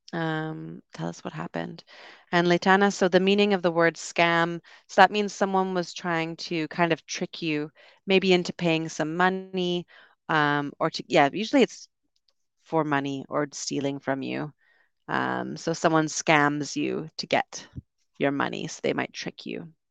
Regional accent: Canada; I'm from Canada.

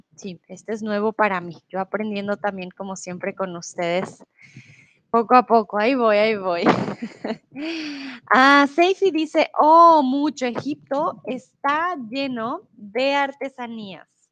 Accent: Bogotá, Bogotá Capital District, Colombia; also born or lived in Mexico; now in Germany; soy de Colombia, de la ciudad de Bogotá, de la capital. Comúnmente vivo en Alemania

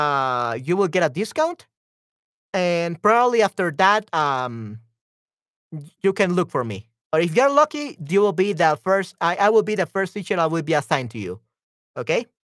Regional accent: Spain; English is a second language; also born or lived in United States; I had an ex-girlfriend that was also my childhood friend in Spain

